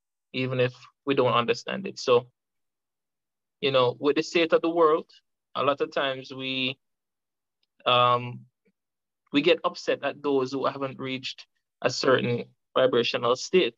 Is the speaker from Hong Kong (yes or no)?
no; Jamaica; from Jamaica, a freedom fighter by nature